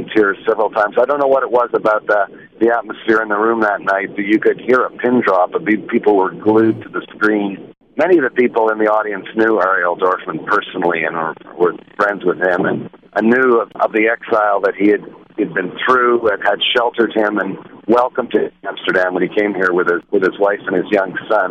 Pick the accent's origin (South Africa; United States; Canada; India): Canada; I'm a Canadian. I feel very much a Canadian